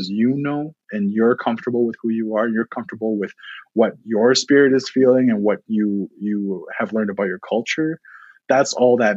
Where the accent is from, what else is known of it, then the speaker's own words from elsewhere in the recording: Eden Valley Reservation, Alberta, Canada; also born or lived in Siksika Nation, Alberta; now in Calgary, Canada; where I grew up, I grew up on the Eden Valley Reservation, which is Stoney Nakoda Reservation.